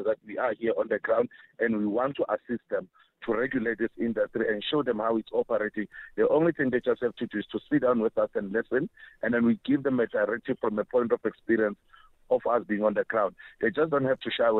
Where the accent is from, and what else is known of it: South Africa